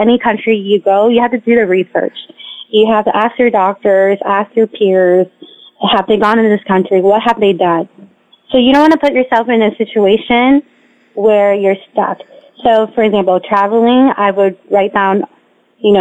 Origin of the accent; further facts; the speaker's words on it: United States; I'm actually an American